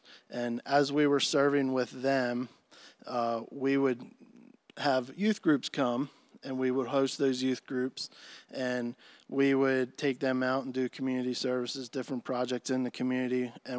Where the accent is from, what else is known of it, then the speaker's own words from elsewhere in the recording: Ephrata, Pennsylvania, United States; Yeah, so I'm originally from Lancaster, Pennsylvania area, Ephrata, Pennsylvania.